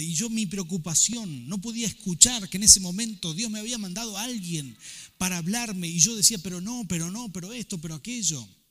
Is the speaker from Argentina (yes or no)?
yes; Rafaela, Santa Fe, Argentina; moved away as an adult; also born or lived in Buenos Aires; salí de Rafael, acostumbrado a hacer todo según los valores con los que me había criado